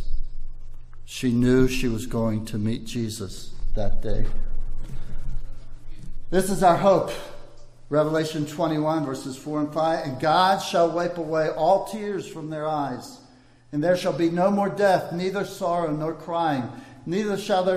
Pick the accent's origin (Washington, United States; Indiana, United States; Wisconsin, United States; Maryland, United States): Maryland, United States; moved away as an adult; also born or lived in Baltimore, Maryland; now in Ivory Coast; we're from Maryland, and one thing Marylanders are known for is blue crab